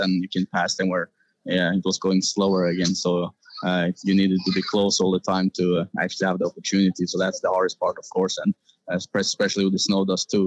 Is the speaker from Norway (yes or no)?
yes; Norway